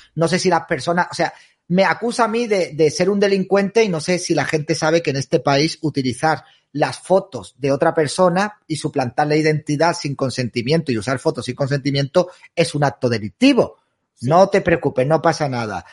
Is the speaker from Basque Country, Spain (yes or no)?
no; Andalusia, Spain; yo soy andaluz